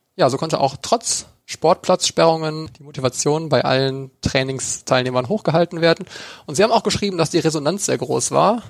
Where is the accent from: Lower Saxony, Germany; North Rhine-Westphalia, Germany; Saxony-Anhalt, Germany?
North Rhine-Westphalia, Germany; wir kommen aus NRW